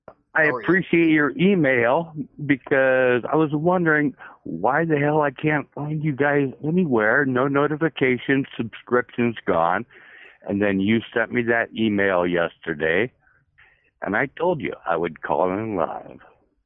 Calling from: Washington, United States; Well, I'm here in beautiful South Central Washington.

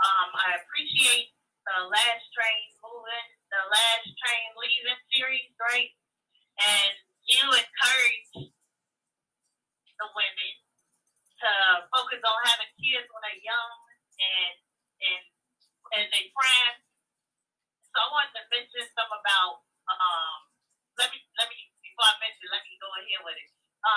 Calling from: Chicago, Illinois, United States; …, Chicago.

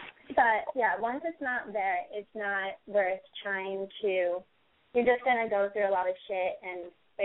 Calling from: Massachusetts, United States; I'm calling from Massachusetts.

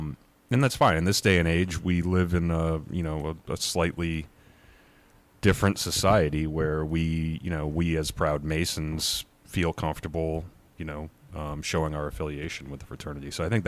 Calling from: Connecticut, United States; So I'm speaking from Connecticut.

